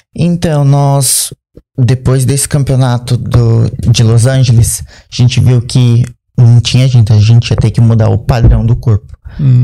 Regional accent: Bertioga, São Paulo, Brazil; eu sou do litoral de São Paulo, né? Eu morava em Bertioga

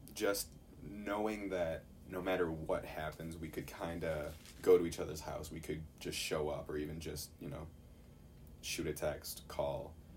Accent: Chicago, Illinois, United States; I'm from Chicago

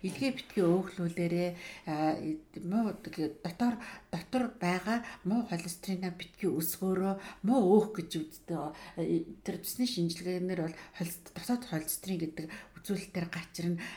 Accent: Mongolia

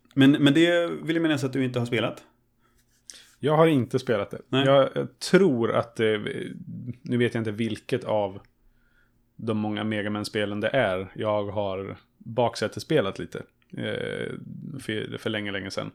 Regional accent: Örebro, Örebro County, Sweden; moved away as an adult; also born or lived in Östersund; hemma i Örebro när jag hade flyttat till, eh, mm. flyttat till Östersund

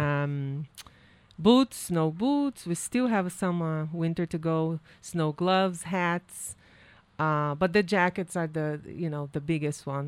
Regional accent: Brazil; English is a second language; moved away as an adult; now in New Hampshire, United States; I work and I study and work at the university that I graduated in Brazil, and I became a teacher there

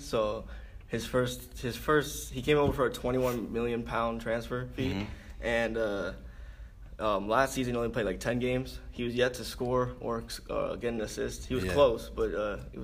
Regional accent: Atlanta, Georgia, United States; moved away; I'm from Atlanta, Georgia

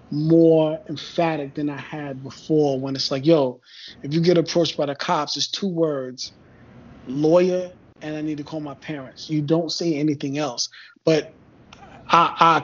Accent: New York, United States; now in southern US state; I come from New York and I come from a certain area.

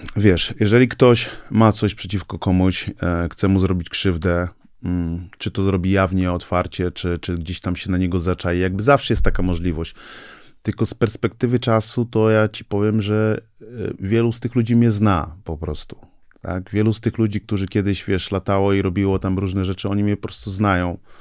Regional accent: Gdańsk, Pomeranian Voivodeship, Poland; pochodzę z Nigerii, tutaj się urodziłem, tutaj się wychowałem

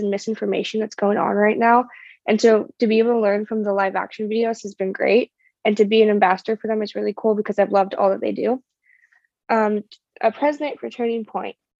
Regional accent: California, United States; I am from California

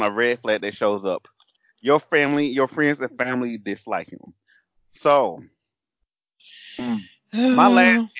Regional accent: Alabama, United States; I grew up in Alabama, and I grew up around drag queens.

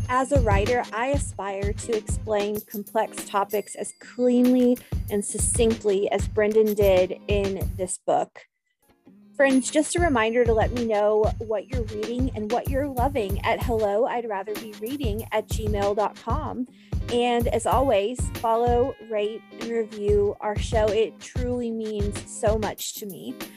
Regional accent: Kansas, United States; moved away; I'm originally from Kansas

